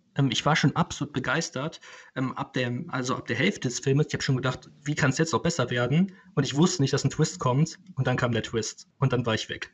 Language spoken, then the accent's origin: German; Cologne, North Rhine-Westphalia, Germany; für mich als Kölner